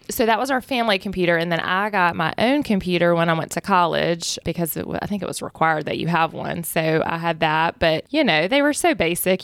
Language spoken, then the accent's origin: English; Macon, Georgia, United States; we're both from Macon and went to a small high school and started dating back then